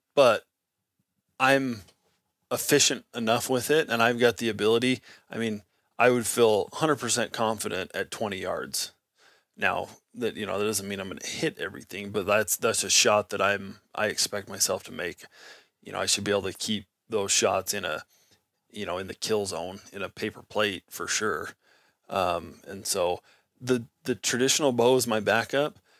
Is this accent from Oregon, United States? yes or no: no; Nevada, United States; I grew up in Nevada